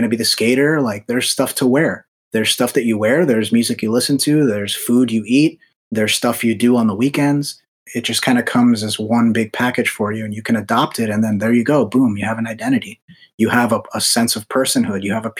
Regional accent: United States; I'm Dominican. Both my parents are from the Dominican Republic. I was born here in America, so I'm Dominican American

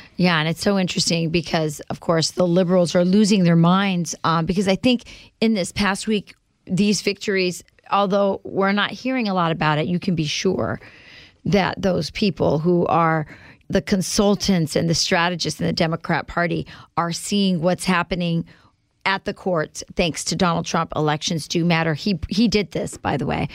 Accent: Arizona, United States; moved away as an adult; now in Wisconsin, United States; In Arizona, my home state

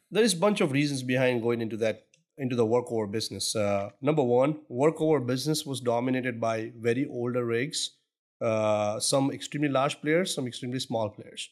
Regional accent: Surat, Gujarat, India; moved away as an adult; now in Houston, United States; originally, I'm actually born and brought up in Surat, India

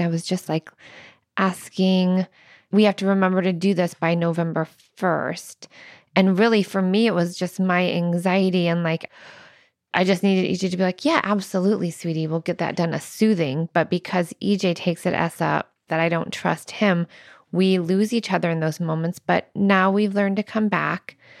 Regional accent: Midwest, United States; now in Arizona, United States; I'm from the Midwest

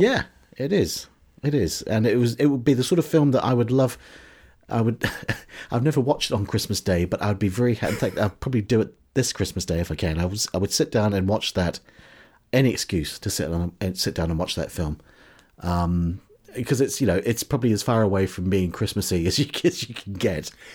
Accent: New Zealand; now in United Kingdom; growing up in New Zealand in the, in the seventies and eighties

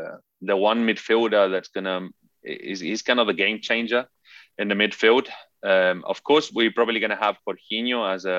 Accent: Chile; also born or lived in England; So I grew up in this very Italian environment, even though I grew up in Chile and in England. Never actually lived in Italy.

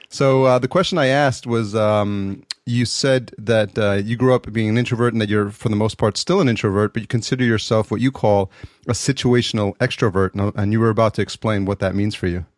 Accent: New York City, New York, United States; moved away; I'm from New York originally

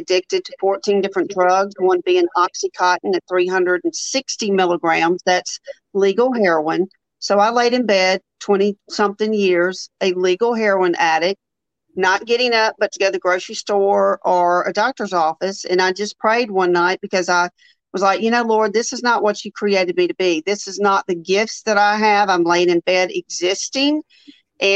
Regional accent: Jackson, Mississippi, United States; now in Birmingham, United States; I'm from Jackson, Mississippi. I live in Birmingham, Alabama.

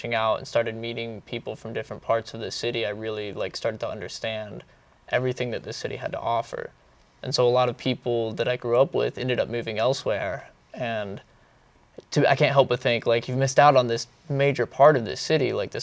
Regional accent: Atlanta, Georgia, United States; I grew up in Buckhead

